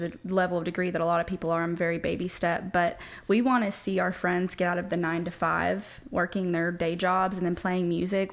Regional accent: Nashville, Tennessee, United States; So I'm born and raised in Nashville. I'm a Nashville native.

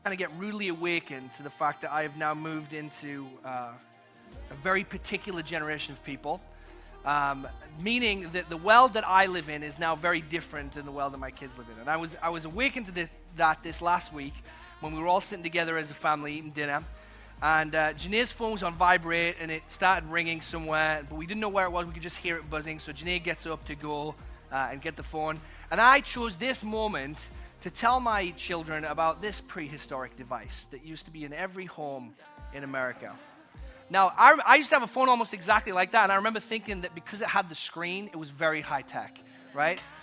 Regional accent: England, United Kingdom; also born or lived in Texas; now in United States; when I grew up in England, I was called Skeletor by my sister

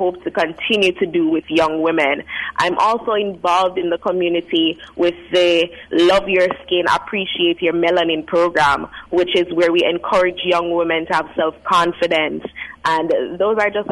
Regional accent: Montego Bay, Saint James, Jamaica; I'm a daughter of the soil. You said it, I'm from Montego Bay, Jamaica

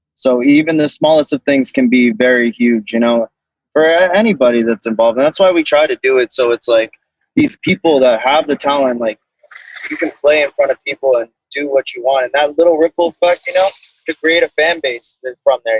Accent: Boca Raton, Florida, United States; I'm from Boca Raton, born and raised in Florida.

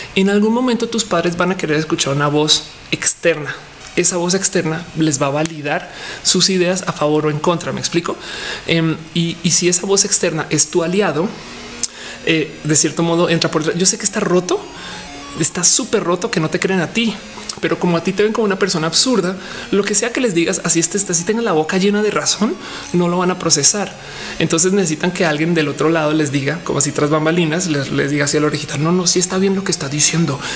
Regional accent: Guanajuato, Mexico; also born or lived in Colombia; Yo soy de Guanajuato, el estado más panista del país.

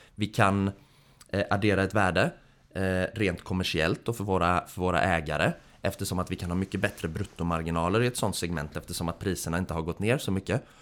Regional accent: Gothenburg, Västra Götaland, Sweden; moved away; utbildningsmässigt så är jag civilingenjör i teknisk fysik från Chalmers nere i Göteborg, där jag också kommer från

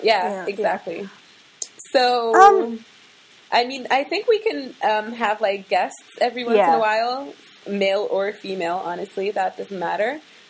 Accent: Morocco; moved away as an adult; also born or lived in United States / Russia / Sudan / Paris, France; Okay, so I was born in Morocco, lived in the States for a bit, lived in Russia for a bit. I think we were in Sudan for like a year, went back to Morocco. That's where I did most of my schooling, high school, college, all of that.

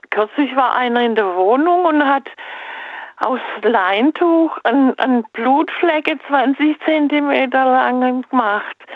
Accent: Adenau, Rhineland-Palatinate, Germany; Ich bin aus Adenau am aus

